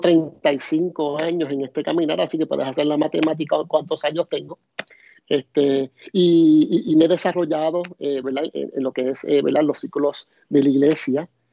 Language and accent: Spanish; Puerto Rico; soy de, de Puerto Rico